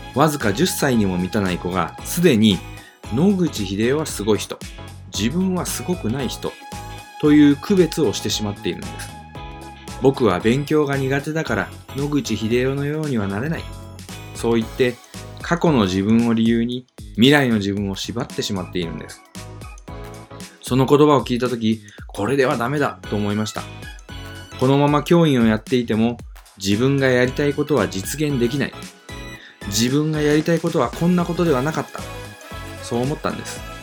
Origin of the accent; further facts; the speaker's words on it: Nagato, Yamaguchi, Japan; moved away as an adult; also born or lived in Fukuoka; 私は山口県長門市に生まれ育ちました。